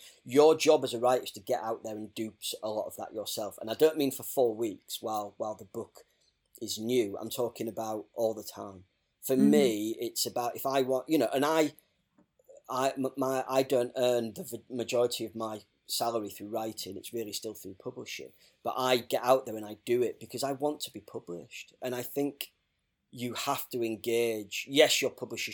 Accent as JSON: {"language": "English", "town": "Hull", "region": "Yorkshire and the Humber", "country": "United Kingdom", "tie": "born or raised there", "said": "I grew up in Hull"}